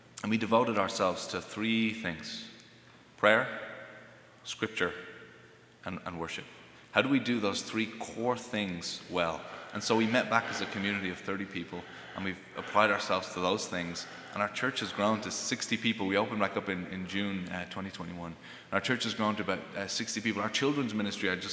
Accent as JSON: {"language": "English", "town": "Greystones", "country": "Ireland", "tie": "born or raised there", "also_born_or_lived": "United States", "moved": "as an adult", "said": "We went back to Ireland, and I'm not a traditional missionary. Most missionaries will go to new frontiers. I went to my hometown."}